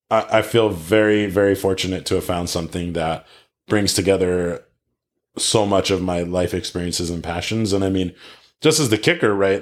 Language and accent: English; East Coast, United States; moved away as an adult; now in California, United States; I grew up on the East Coast and went to school on the East Coast